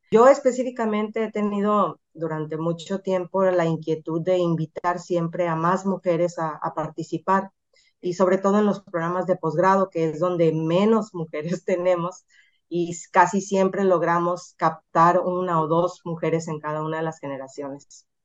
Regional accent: Mazatlán, Sinaloa, Mexico; moved away as an adult; also born or lived in Hermosillo; now in Culiacán, Mexico; soy de Mazatlán

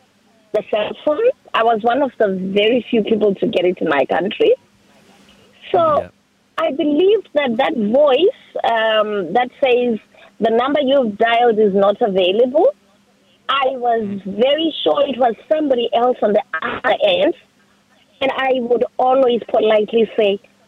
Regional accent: Zimbabwe; I'm from Africa in Zimbabwe.

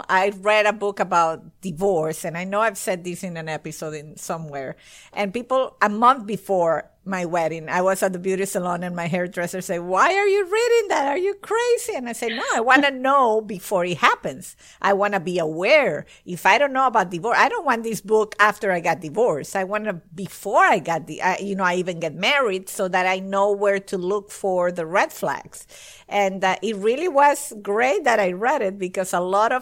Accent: Venezuela; moved away; I'm Italian. My parents are Italian and we were raised in Venezuela

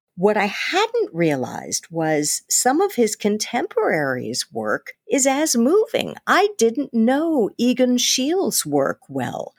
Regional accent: New York, United States; I was from New York

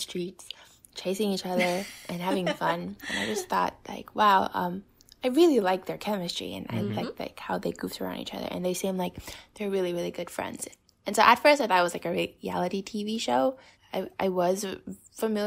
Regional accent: Taiwan; I'm 20 years old and I'm from Taiwan

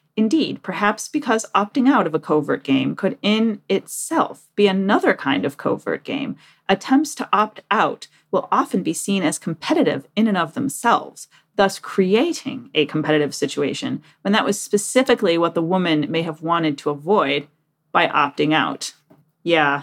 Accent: Detroit, Michigan, United States; moved away as an adult; also born or lived in Japan; now in Washington, D.C., United States; I'm from Detroit. I lived in Detroit, apart from the time in Japan, until I was thirty

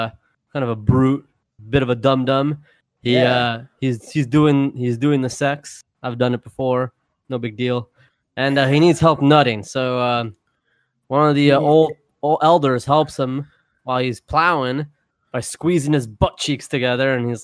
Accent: the South, United States; We are from the South here, you know.

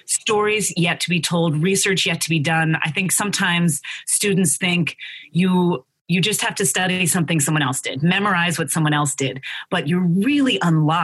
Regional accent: Philadelphia, Pennsylvania, United States; growing up in Philadelphia in a politically active, socially active family and neighborhood

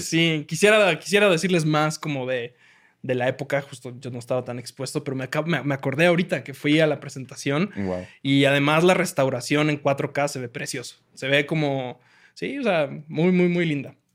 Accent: Mexico; como mexicano

